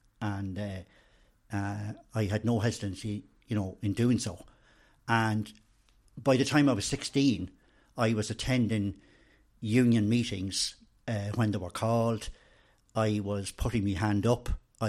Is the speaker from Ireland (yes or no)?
yes; Randallstown, Leinster, Ireland; born there; I was born in Randallstown, which is in Orrestown Kilberry parish of County Meath